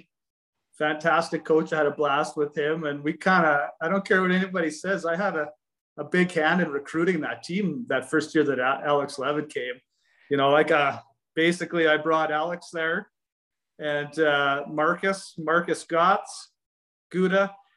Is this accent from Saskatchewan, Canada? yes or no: yes; Saskatchewan, Canada; also born or lived in Medicine Hat; I'm a hillbilly from Saskatchewan